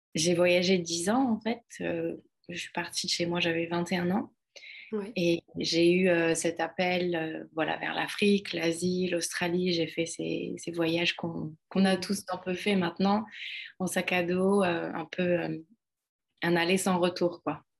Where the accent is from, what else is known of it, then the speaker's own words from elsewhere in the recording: France; moved away as an adult; also born or lived in London; now in Ibiza, Spain; la France qui est mon pays natal